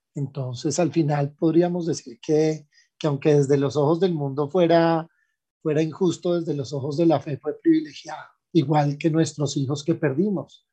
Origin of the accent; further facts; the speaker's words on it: Colombia; also born or lived in Germany; nosotros mismos no, no reconocemos como colombianos